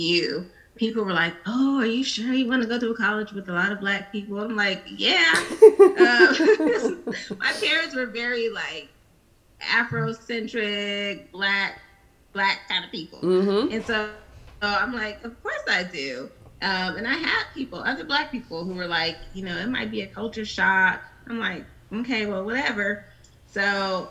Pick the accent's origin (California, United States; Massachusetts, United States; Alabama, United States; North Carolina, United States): California, United States; Riverside; moved away as an adult; now in Atlanta, United States; I'm from Riverside, California. So that's Southern California